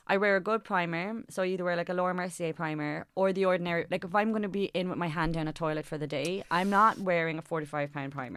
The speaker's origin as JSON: {"language": "English", "town": "Cork", "region": "Munster", "country": "Ireland", "said": "I'm from Cork"}